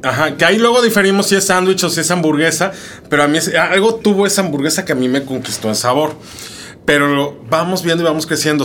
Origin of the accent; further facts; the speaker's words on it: Mexico City, Mexico; yo como soy chilango